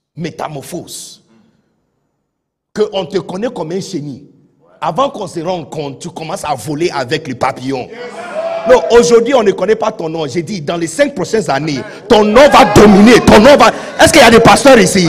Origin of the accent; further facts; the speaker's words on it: Accra, Greater Accra, Ghana; French is a second language; now in Côte d'Ivoire; je suis né de bidonville d'Accra